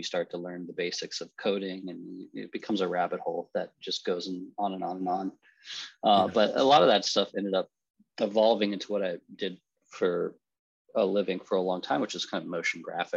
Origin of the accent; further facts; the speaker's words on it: Omaha, Nebraska, United States; moved away; also born or lived in Philadelphia / New York City; I grew up in Omaha, Nebraska